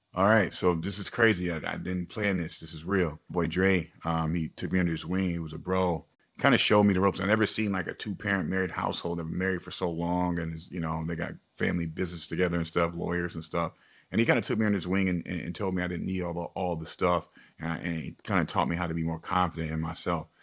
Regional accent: Springfield, United States; I'm from Springfield, but I, I come from a low-income neighborhood

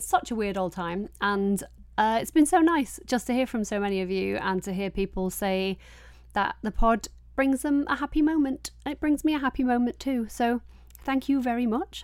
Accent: Yorkshire and the Humber, United Kingdom; I'm from Yorkshire

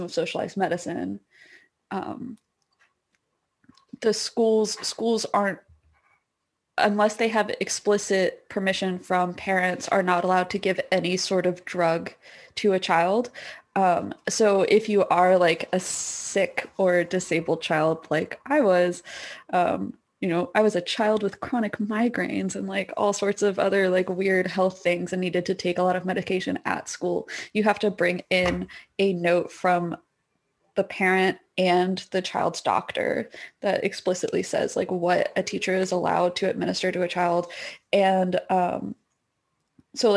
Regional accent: United States; moved away as an adult; now in Canada; I'm an American

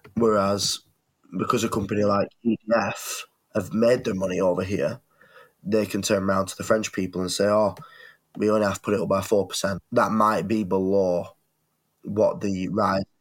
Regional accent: England, United Kingdom; as a, a UK citizen, lifelong, I was born in England.

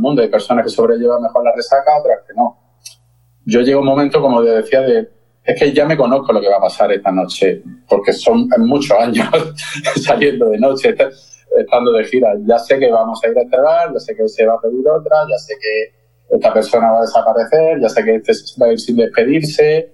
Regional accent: Granada, Andalusia, Spain; soy de Granada

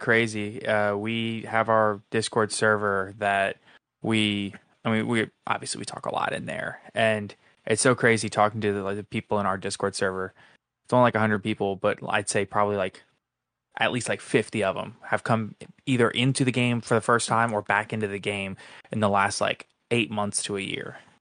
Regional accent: New Orleans, Louisiana, United States; I grew up in New Orleans

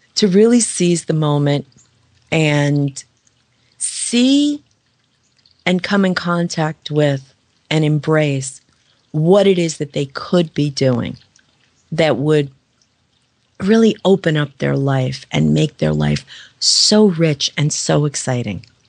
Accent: New York, United States; I'm from New York

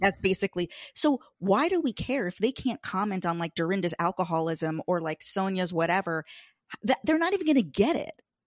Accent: Long Island, New York, United States; I'm from Long Island, Fire Island

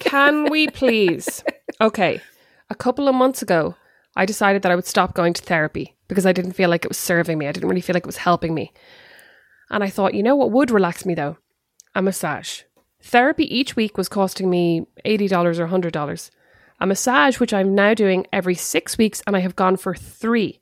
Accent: Ireland; now in United States; I am an Irish mammy

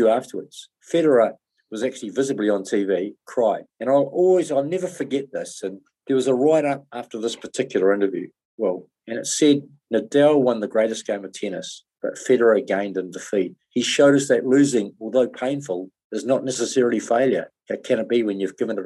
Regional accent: New Zealand

